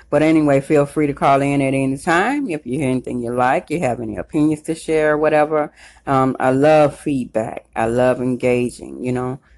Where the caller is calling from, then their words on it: Cromwell, Connecticut, United States; Yeah, I'm listening live from Cromwell, Connecticut.